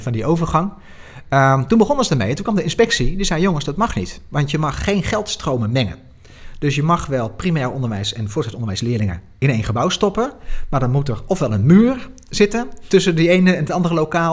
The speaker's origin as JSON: {"language": "Dutch", "town": "Nijmegen", "region": "Gelderland", "country": "Netherlands", "said": "ik kom uit Nijmegen"}